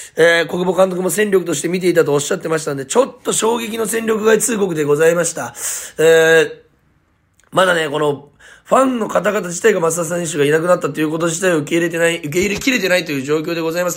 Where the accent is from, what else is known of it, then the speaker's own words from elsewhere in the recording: Munakata, Fukuoka, Japan; 私、宗像市出身なんですけども